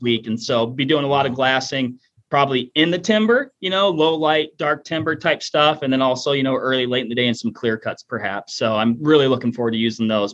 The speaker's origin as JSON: {"language": "English", "region": "Washington", "country": "United States", "moved": "yes", "said": "I'm originally from Washington State"}